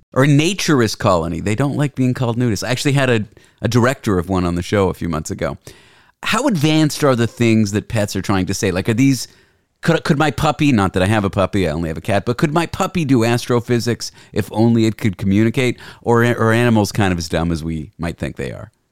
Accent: Canada; moved away as an adult; now in San Francisco, United States; I'm Canadian

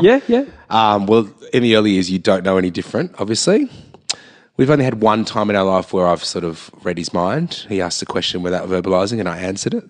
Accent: Sydney, New South Wales, Australia; I'm growing up in Gladesville

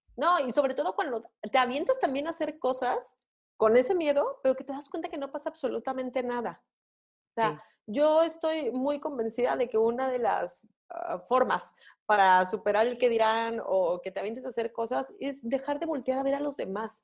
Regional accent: Mexico; nuestra cultura como mexicanos

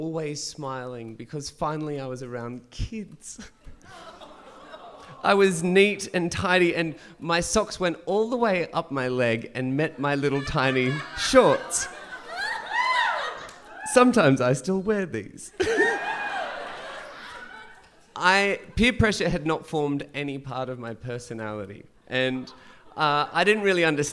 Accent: Dubbo, New South Wales, Australia; also born or lived in Gunnedah, New South Wales / Central Coast, New South Wales; growing up in Gunnedah in Dubbo

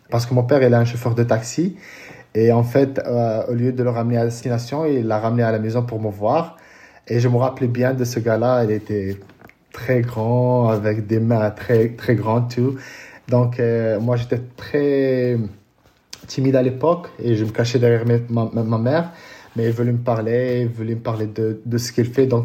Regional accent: Casablanca, Casablanca-Settat, Morocco; French is a second language; je suis né euh, à Casablanca. j'ai 39 ans

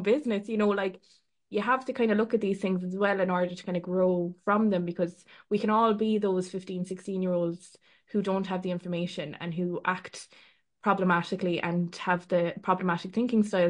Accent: Ireland; we're Irish

